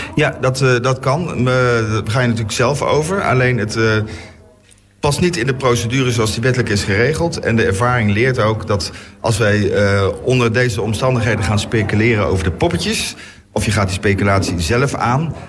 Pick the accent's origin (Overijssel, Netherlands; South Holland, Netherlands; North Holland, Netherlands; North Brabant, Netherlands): North Brabant, Netherlands; now in The Hague, Netherlands; ik ben zelf, eh, zo ik iets ben, ben ik Brabander.